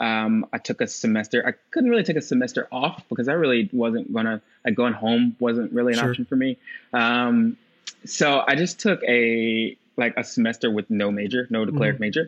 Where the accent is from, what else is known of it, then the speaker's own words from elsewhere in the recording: Asheville, North Carolina, United States; moved away as an adult; also born or lived in Virginia / Chicago; we moved to Asheville, North Carolina when I was young. So I grew up there